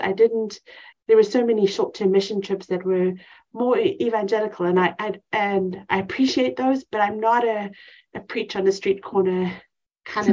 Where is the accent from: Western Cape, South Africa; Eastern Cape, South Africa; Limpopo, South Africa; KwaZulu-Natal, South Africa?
Western Cape, South Africa; Cape Town; moved away as an adult; now in East Texas, United States; I grew up in Cape Town, South Africa